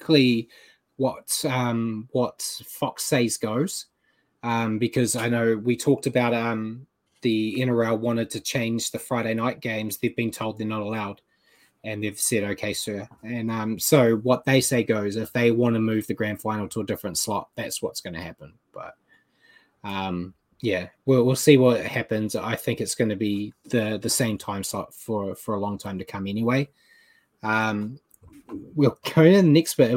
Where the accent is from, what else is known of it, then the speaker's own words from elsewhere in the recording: New Zealand; moved away; as a New Zealander here